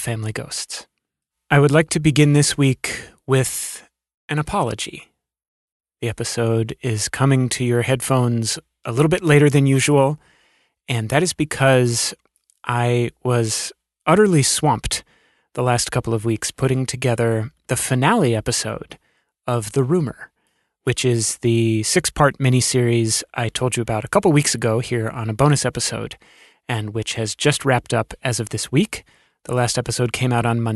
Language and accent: English; Alexandria, Virginia, United States; where I grew up in Alexandria, Virginia